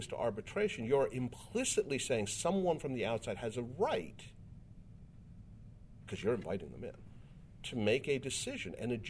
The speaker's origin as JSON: {"language": "English", "country": "United States", "said": "as an American"}